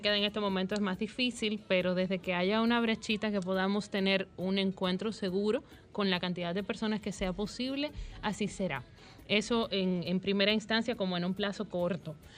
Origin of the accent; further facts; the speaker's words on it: Santiago de los Caballeros, Santiago, Dominican Republic; yo soy santiaguera